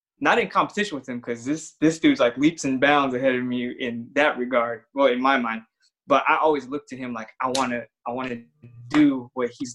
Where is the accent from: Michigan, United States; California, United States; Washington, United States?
California, United States; San Bernardino; I grew up in San Bernardino